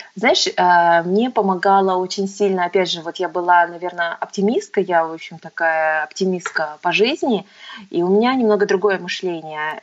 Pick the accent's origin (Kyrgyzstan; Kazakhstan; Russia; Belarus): Kazakhstan; Alga, Aktobe Region; moved away as an adult; also born or lived in United States; я родилась, э, в Актюбе, с Актю-, в Актюбинске. Мгм. И прожила, в общем-то, до восемнадцати лет, до окончания школы, а, в городе Алги-, Алга